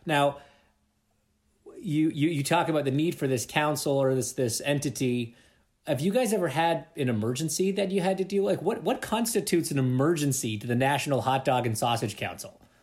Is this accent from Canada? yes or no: yes; Toronto, Ontario, Canada; I'm from Toronto